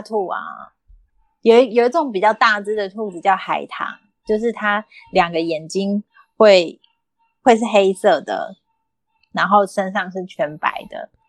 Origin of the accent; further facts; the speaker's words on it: Kaohsiung, Taiwan; moved away as an adult; now in Taichung, Taiwan; 那后来他就养在高雄了，就是我爸妈照顾他这样